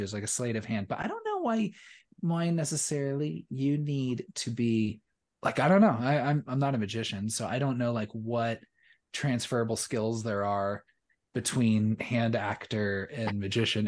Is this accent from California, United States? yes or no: yes; Southern California, United States; growing up in Southern California.